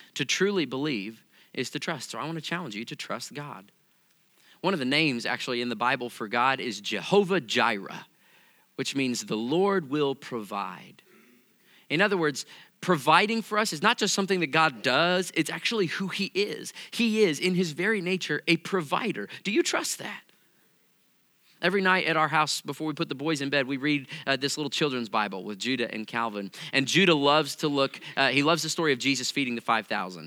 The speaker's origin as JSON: {"language": "English", "region": "Missouri", "country": "United States", "said": "I come from Missouri"}